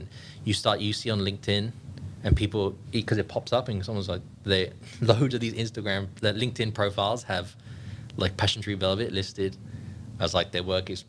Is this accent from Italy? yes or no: no; England, United Kingdom; now in Sydney, Australia; Like, I'm from England.